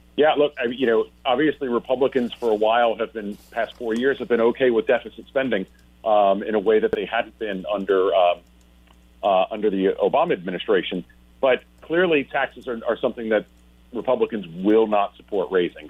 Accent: North Carolina, United States; I'm from North Carolina

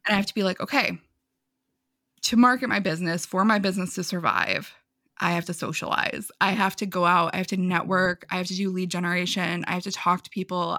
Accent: New York, United States; I'm from New York. I talk really fast sometimes.

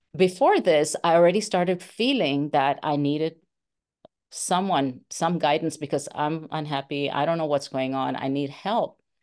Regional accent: India; moved away; I'm from India

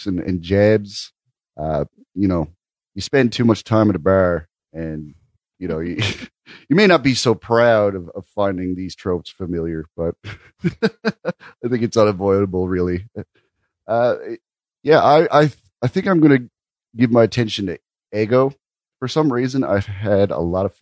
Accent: Canada; as a Canadian

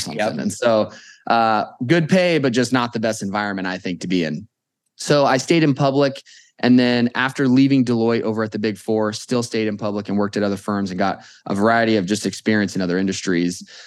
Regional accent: Las Vegas, Nevada, United States; born and raised in Vegas

